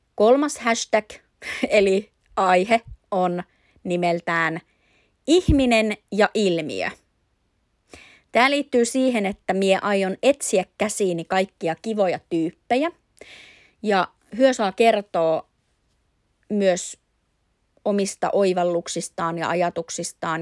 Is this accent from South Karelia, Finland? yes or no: yes; Imatra, South Karelia, Finland; minä on Imatralla asuva imatralainen nainen.